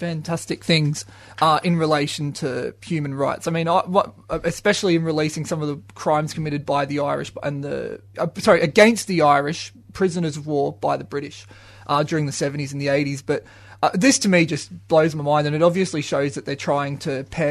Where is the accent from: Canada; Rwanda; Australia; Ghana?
Australia; I'm Australian.